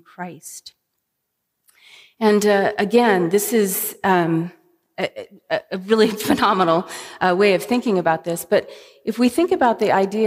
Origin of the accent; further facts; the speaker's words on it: California, United States; being a Californian